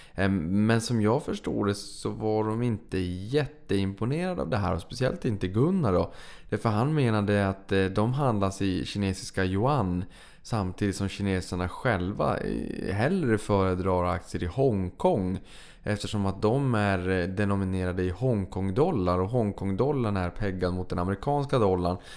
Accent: Sweden; vi var från eh, Sverige

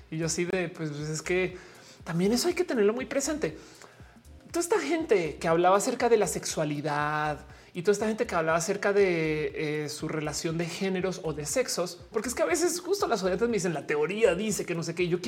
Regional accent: Colombia; now in Mexico City, Mexico; estoy en la Ciudad de México. Saludos desde la Nápoles, eh, aunque soy colombiana.

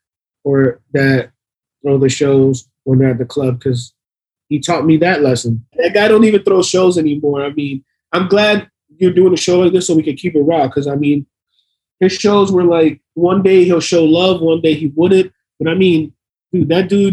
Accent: Miami, Florida, United States; we're from Miami.

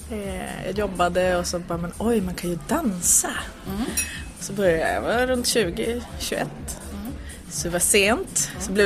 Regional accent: Piteå, Norrbotten County, Sweden; now in Stockholm, Sweden; jag kommer från Norrland så där fanns det bara en ballettlärare och så gick hon i pension.

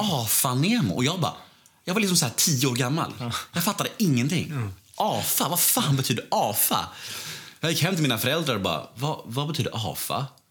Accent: Stockholm, Stockholm County, Sweden; Jag föddes ju eh, på Skånegatan 73 här borta, eh, precis vid Nytorget där

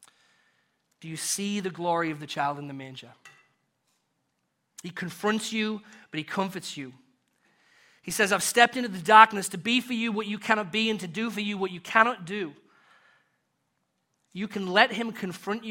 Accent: United Kingdom; accent: British; my British accent

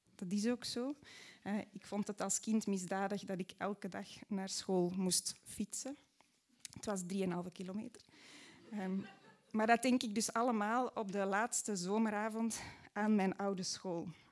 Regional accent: Mortsel, Flanders, Belgium; in Mortsel, waar ik opgroeide

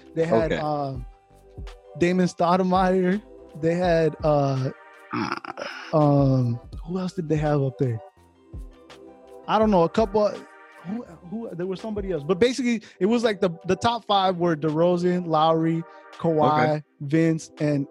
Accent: Chicago, Illinois, United States; moved away; I'm from Chicago originally.

